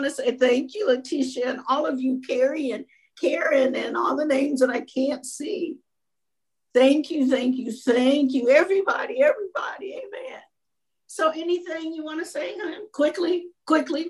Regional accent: Minnesota, United States; we're from Minnesota

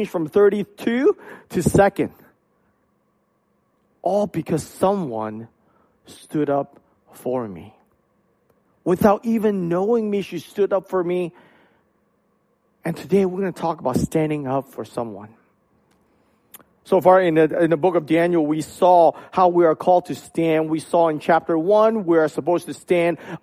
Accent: Hong Kong; moved away; I grew up in Hong Kong

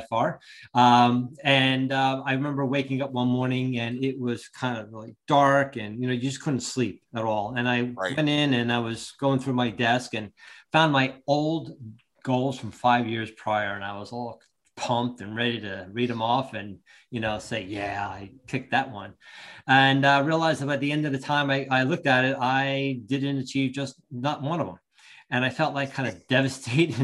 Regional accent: Long Branch, New Jersey, United States; also born or lived in Ocean Township, New Jersey; I originally grew up in Long Branch.

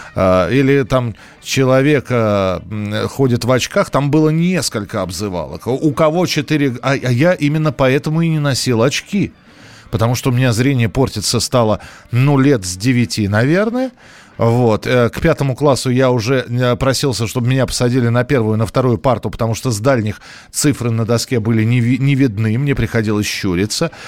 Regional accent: Moscow, Russia; У нас в Москве

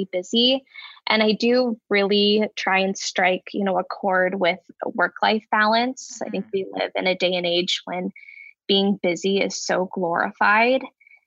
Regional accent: Bay Area, Northern California, United States; moved away as an adult; now in Denver, United States; I am originally from Northern California. I grew up in the Bay Area

